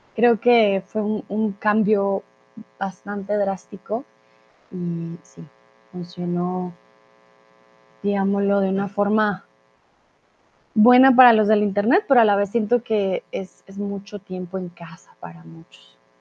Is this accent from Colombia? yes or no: yes; Colombia; also born or lived in Mexico; now in Germany; soy de Colombia